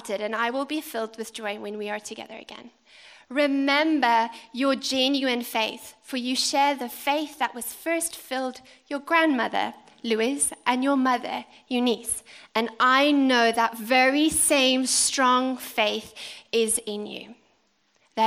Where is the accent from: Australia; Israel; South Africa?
South Africa; now in United Kingdom; As a South African